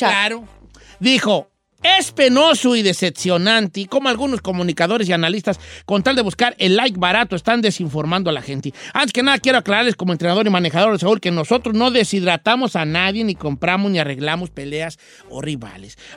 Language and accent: Spanish; Mexico; Como verdaderos aficionados al boxeo y como mexicanos deberíamos, estar deberíamos sentirnos orgullosos